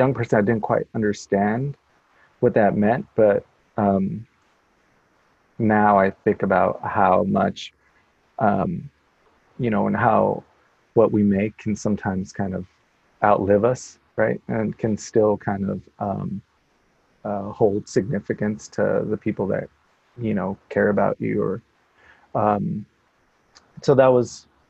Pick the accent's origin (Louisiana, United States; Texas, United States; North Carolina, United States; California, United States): Texas, United States; El Paso; also born or lived in Salt Lake City, Utah; now in Portland, United States; I'm originally from El Paso, Texas